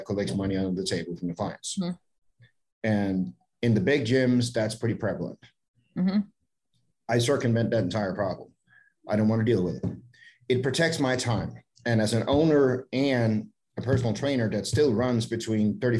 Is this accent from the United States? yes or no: no; Denmark; moved away; I'm born and raised in Denmark, but when I visit family, I bring my laptop with me and I can sit at home in Denmark